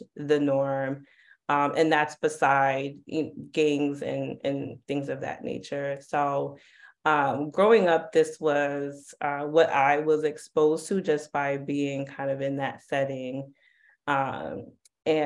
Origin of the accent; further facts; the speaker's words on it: New York City, New York, United States; growing up in Harlem